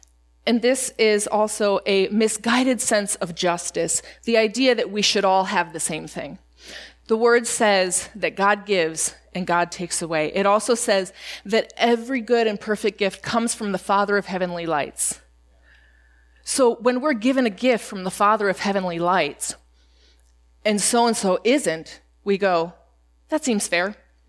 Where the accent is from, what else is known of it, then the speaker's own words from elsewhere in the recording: Spain; When I was growing up in Spain, we did not get a lot of American snacks, and we would get a care package